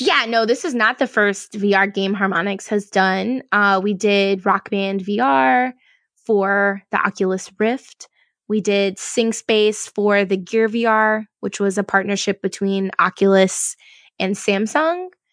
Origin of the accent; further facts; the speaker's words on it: Louisiana, United States; I'm from Louisiana